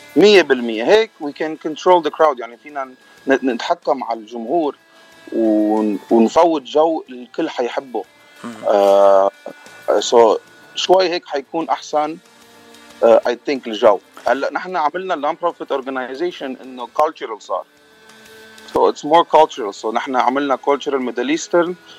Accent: Lebanon; moved away as an adult; now in United States; انا من لبنان آه، جيت لهالبلد قبل تسع سنين

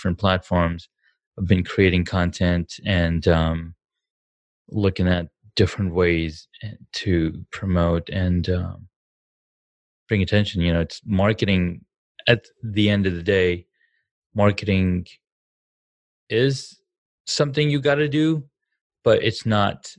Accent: Saudi Arabia; moved away as an adult; now in United States; I grew up in Saudi Arabia.

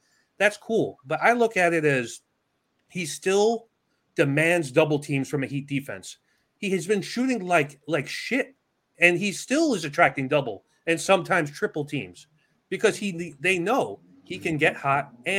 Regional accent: New York City, New York, United States; I grew up in New York City. It is such a basketball city.

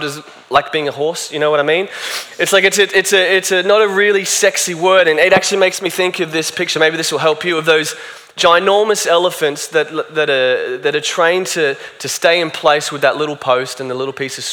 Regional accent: Australia; I'm Australian

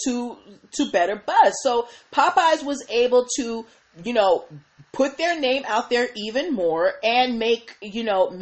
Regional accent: Boston, Massachusetts, United States; moved away; also born or lived in Maryland; I grew up in Boston, and we had Stop and Shop

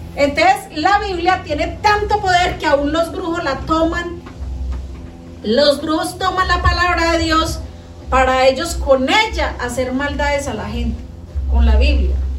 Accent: Colombia; acá en Colombia, los colombianos somos muy habladores

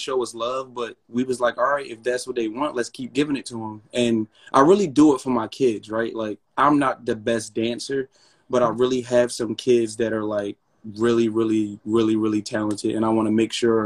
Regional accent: Philadelphia, Pennsylvania, United States; I'm from Philly, and I went to school

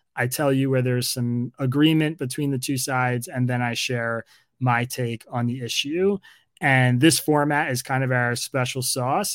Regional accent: Bucks County, Pennsylvania, United States; where I grew up in Bucks County, Pennsylvania

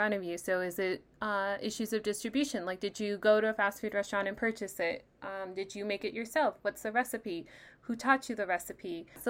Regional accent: El Paso, Texas, United States; moved away as an adult; now in San Diego, United States; Having grown up here

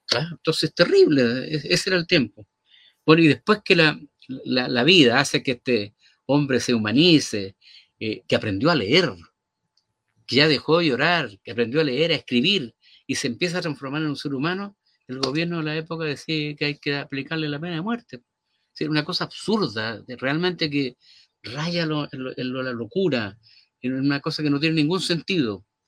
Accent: Pinto, Ñuble, Chile; also born or lived in Chillán; aunque nací en la ciudad de Chillán, la mayor parte de mi infancia pues, transcurrió en un pequeño pueblo cercano que se llama Pinto

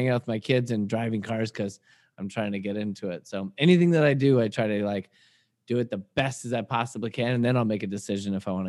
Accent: Washington, United States; now in California, United States; I'm a guy from Washington State University or Washington State, then went to Wazoo, and then came down to California on vacation. I never left.

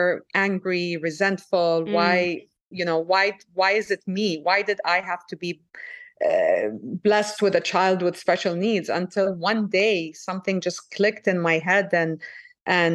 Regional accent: Saudi Arabia; moved away; also born or lived in France / Lebanon; I was born in France. I grew up in Saudi Arabia.

